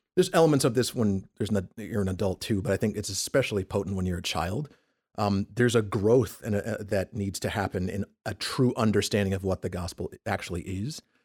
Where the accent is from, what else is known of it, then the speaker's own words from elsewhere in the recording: Peekskill, New York, United States; also born or lived in Bronx, New York; I'm from New York originally, so we went to a church just, uh, uh, in, in, in Harlem. We lived in Westchester County, just outside of New York City